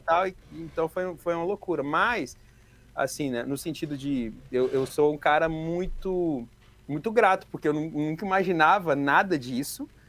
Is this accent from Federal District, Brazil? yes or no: yes; Ceilândia, Federal District, Brazil; eu vim da Ceilândia